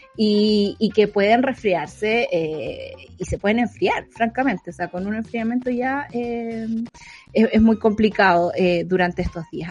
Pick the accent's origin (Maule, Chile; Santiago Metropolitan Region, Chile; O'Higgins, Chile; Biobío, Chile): O'Higgins, Chile; Santa Cruz; mi pueblo